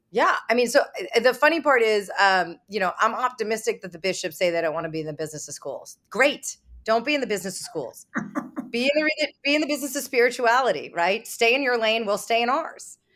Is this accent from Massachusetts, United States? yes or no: yes; Boston, Massachusetts, United States; I'm from Boston